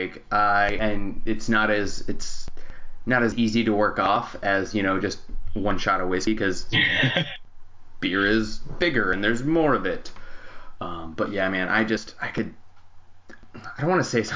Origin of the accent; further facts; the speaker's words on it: Phoenix, Arizona, United States; now in Los Angeles, United States; growing up in Phoenix, now